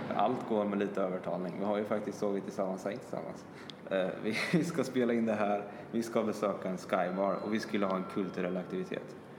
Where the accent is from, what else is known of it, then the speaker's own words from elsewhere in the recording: Sweden; vi kommer från Sverige